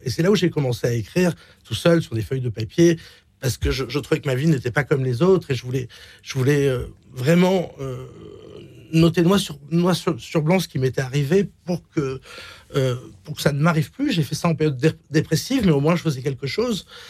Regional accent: Marseille, Provence-Alpes-Côte d'Azur, France; moved away as an adult; also born or lived in Miami / Switzerland; on a grandi à Marseille

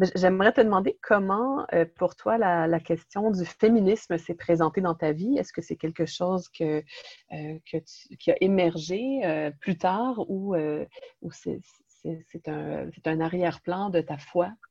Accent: Quebec, Canada; accent: Québécois; also born or lived in Montreal; je suis d'origine italienne, née au Québec et je vis et je travaille dans la région de Montréal

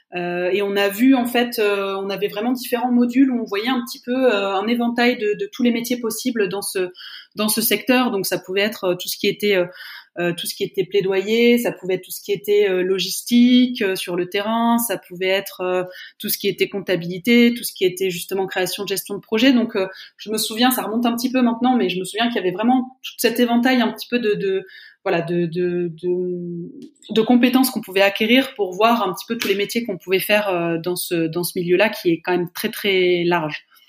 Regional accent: France; je suis française, je travaille en France, en Suisse

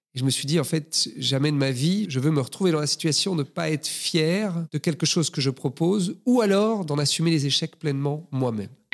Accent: Brussels, Brussels-Capital Region, Belgium; Je suis né à Bruxelles, j'ai grandi à Bruxelles.

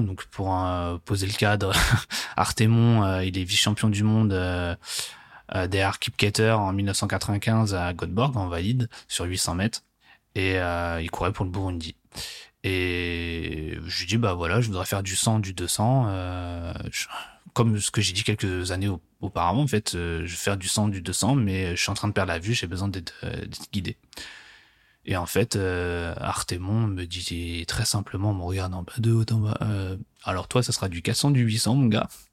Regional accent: Guyancourt, Île-de-France, France; je grandis en région parisienne, dans les Yvelines, exactement, euh, à Guyancourt

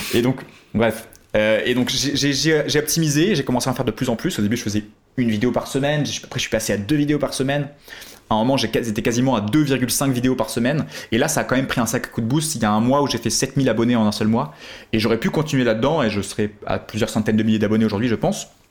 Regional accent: France; on était quelques Français à l'époque dans cette formation

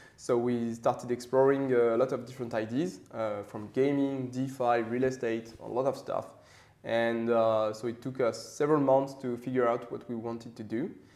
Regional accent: Paris, Île-de-France, France; I grew up in Paris, so uh, quite classical for a French guy.

